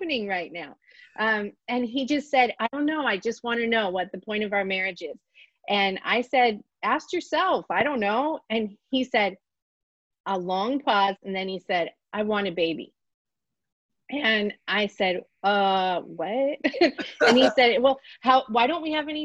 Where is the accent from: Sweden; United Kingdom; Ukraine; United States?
United States; Pittsburgh, Pennsylvania; moved away as an adult; now in North Pole, United States; we grew up in Pittsburgh, which is a pretty big city